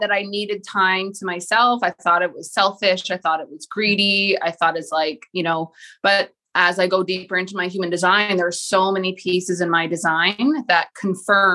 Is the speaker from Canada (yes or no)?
yes; Toronto, Ontario, Canada; now in Millbrook, Canada; I am born in the Greater Toronto area. So I was born in Scarborough, but I currently reside in a little country town called Millbrook, which is about 15 minutes outside of Peterborough